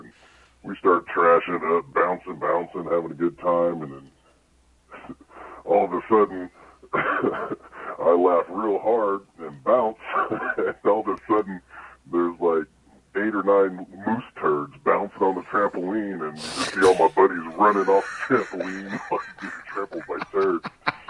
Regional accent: Denton, Texas, United States; now in Anchorage, United States; I'm about 15, growing up in Denton, Texas

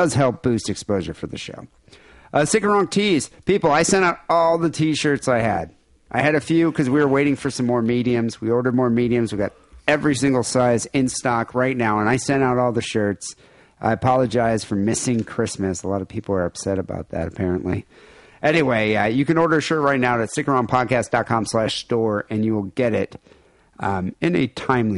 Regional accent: United States; my hometown country, this is our home. It's our country. And we're Americans

